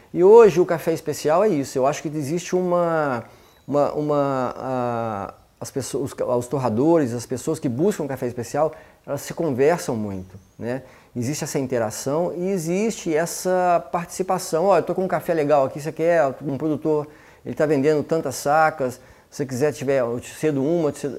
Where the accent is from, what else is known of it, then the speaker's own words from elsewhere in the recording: Belo Horizonte, Minas Gerais, Brazil; now in Campinas, Brazil; eu sou mineiro, eu sou de Belo Horizonte, eu estou morando em Campinas, eu moro em Campinas há 20 anos